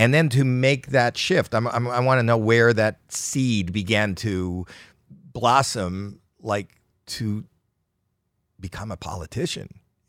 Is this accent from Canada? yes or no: yes; Canada; I'm Canadian.